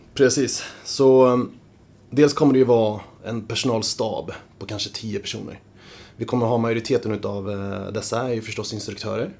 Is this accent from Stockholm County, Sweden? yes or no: yes; Stockholm, Stockholm County, Sweden; jag är uppvuxen på Södermalm tillsammans med fyra syskon